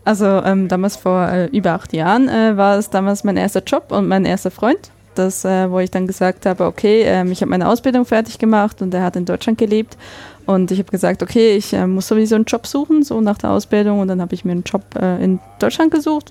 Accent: Bern, Switzerland; moved away as an adult; also born or lived in Essen, Germany / Nuremberg, Germany / Düsseldorf, Germany; now in Wiesbaden, Germany; ich bin aus dem Kanton Bern gebürtig. Ich ähm, bin im äh, Gotthelf, Jeremias Gotthelf äh, im Dorf aufgewachsen

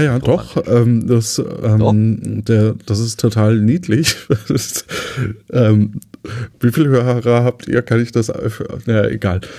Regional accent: Lower Franconia, Bavaria, Germany; moved away as an adult; now in Cologne, Germany; wir als Unterfranken so ein bisschen verbindlicher sind in den Aussagen.

